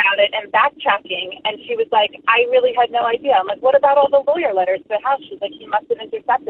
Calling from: New Jersey, United States

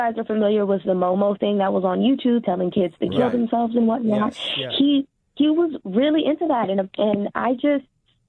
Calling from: California, United States; Hey, I'm calling from California.

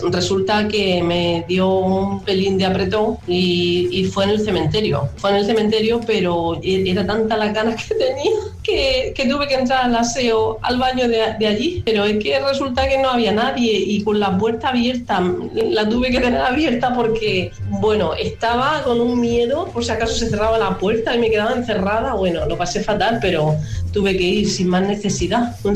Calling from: Xàtiva, Valencian Community, Spain; de Xativa.

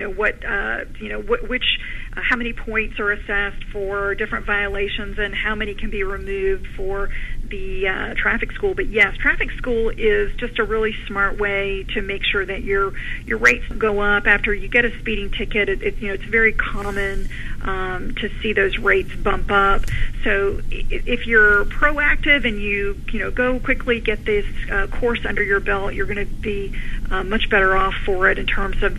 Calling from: Austin, Texas, United States; I am in Austin, Texas.

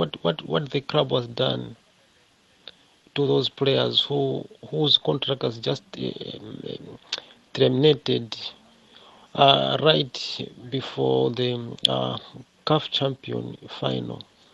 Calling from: Cape Town, Western Cape, South Africa; I'm from Cape Town, Western Cape.

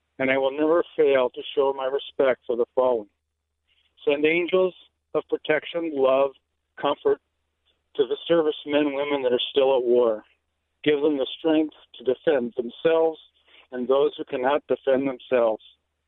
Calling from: San Diego, California, United States; Well, good evening, Andrea. I've called you before. I'm from San Diego.

